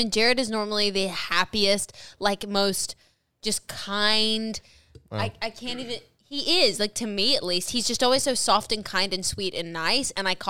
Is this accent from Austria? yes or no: no; Australia; moved away; Where I'm from in Australia